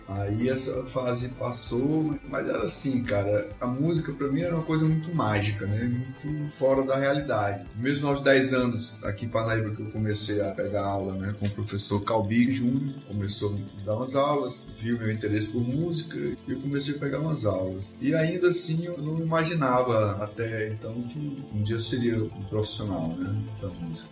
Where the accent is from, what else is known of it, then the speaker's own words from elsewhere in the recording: Parnaíba, Piauí, Brazil; also born or lived in Magalhães de Almeida, Maranhão / Teresina, Piauí; na verdade eu nasci em Parnaíba, meus pais moravam lá